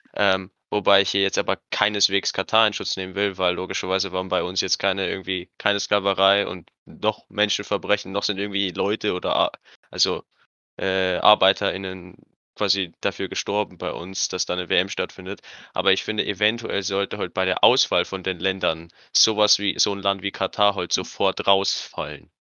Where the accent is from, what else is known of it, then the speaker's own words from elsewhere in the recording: Germany; bei uns in Deutschland